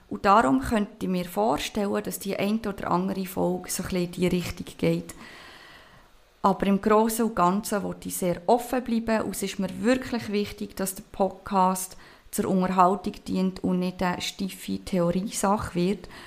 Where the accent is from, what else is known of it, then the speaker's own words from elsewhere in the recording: Basel, Basel-Stadt, Switzerland; now in Canton of Bern, Switzerland; ich ähm, bin aus dem Kanton Bern ursprünglich von Basel, vielleicht hört man das auch ein bisschen raus, ich weiß es nicht.